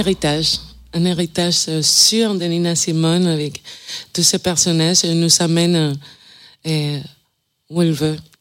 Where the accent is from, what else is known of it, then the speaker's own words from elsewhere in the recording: Cuba; moved away; je viens de Cuba, je suis chanteuse et flûtiste